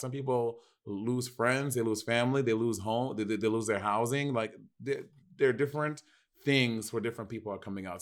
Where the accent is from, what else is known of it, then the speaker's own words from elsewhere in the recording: New York, United States; I'm from New York